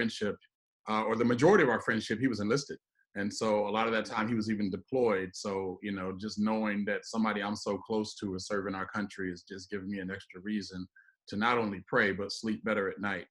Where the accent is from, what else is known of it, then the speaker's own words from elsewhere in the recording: Midwest, United States; I'm from the Midwest